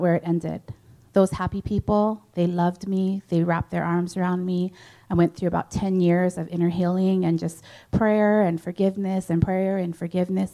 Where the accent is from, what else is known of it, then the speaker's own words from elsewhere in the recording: Hawaii, United States; I come from Hawaii, so that's how we greet